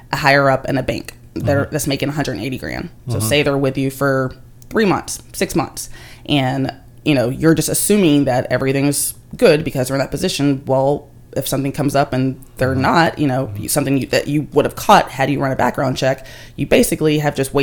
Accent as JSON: {"language": "English", "region": "Tennessee", "country": "United States", "said": "I'm from Tennessee"}